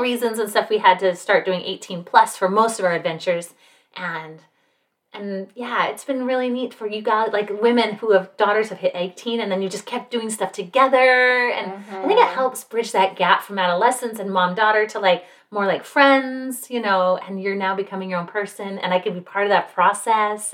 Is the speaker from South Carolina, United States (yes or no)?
no; Salt Lake City, Utah, United States; now in Utah County, United States; I'm from Salt Lake, which is the next county north.